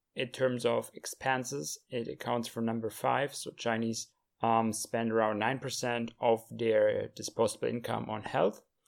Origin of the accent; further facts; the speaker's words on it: Germany; moved away as an adult; also born or lived in Europe; now in China; Germany as well, in my home country.